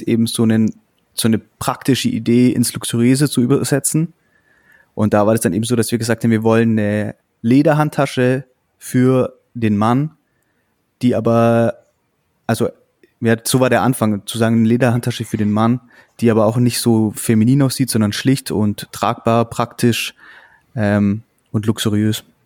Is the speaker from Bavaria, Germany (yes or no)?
yes; Augsburg, Bavaria, Germany; Wir kommen ja aus Augsburg.